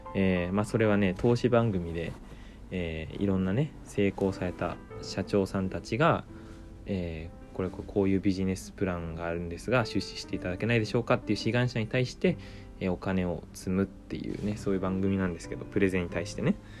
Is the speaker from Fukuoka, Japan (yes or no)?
yes; Ōki, Fukuoka, Japan; 僕ね、福岡県の大木町っていう小さなね、町の出身なんです